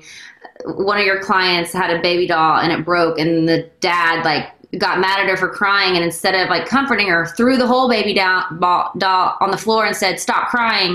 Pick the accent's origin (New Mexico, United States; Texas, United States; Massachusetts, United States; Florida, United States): Texas, United States; I grew up in Texas